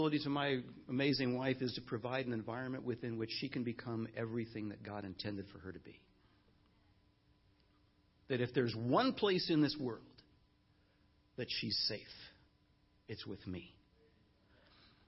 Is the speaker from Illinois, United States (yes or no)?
yes; Chicago, Illinois, United States; moved away as an adult; now in Los Angeles, United States; Nancy and I were in Chicago, where we expected to be the rest of our lives, our ministry lives, and we grew up in Chicago